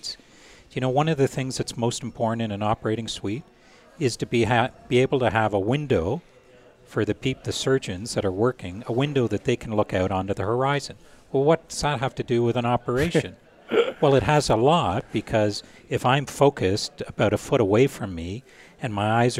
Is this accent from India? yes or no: no; Canada; we're from Canada